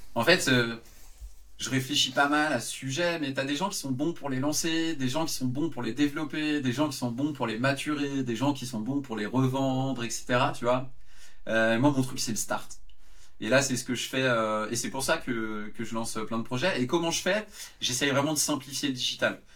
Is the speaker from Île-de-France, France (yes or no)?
yes; Yvelines suburbs, Île-de-France, France; je venais de la banlieue des Yvelines